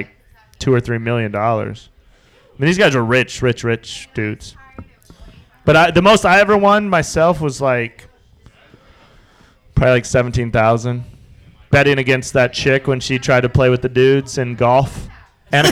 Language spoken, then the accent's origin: English; Wyoming, United States; moved away as an adult; also born or lived in Las Vegas; I was 22 from Wyoming